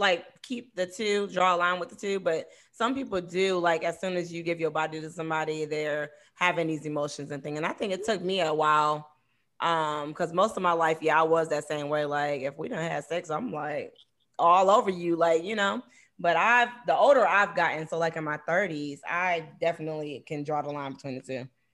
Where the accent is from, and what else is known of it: Cleveland, Ohio, United States